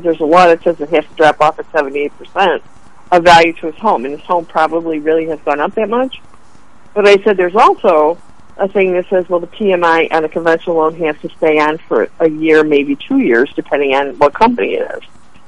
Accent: Chicago, Illinois, United States; from Chicago. We know how it works.

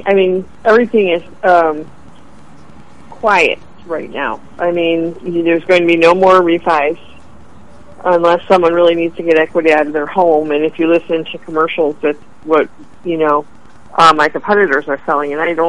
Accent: Chicago, Illinois, United States; from Chicago. We know how it works.

